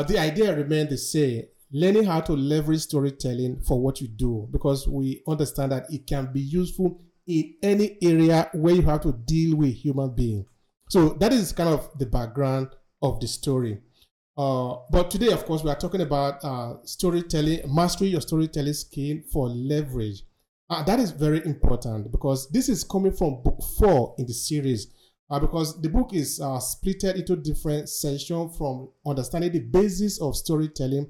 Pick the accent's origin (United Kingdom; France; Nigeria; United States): Nigeria; moved away as an adult; now in Verona, Italy; I'm originally from Nigeria